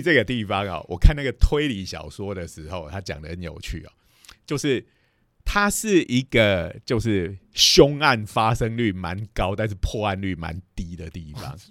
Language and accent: Chinese; Taiwan; 我们台湾的小学生、中学嗯。生都要做科展